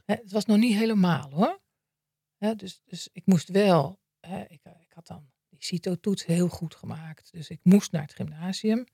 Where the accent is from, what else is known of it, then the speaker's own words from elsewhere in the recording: Maarssen, Utrecht, Netherlands; ik ben opgegroeid in Maarsen. in het dorp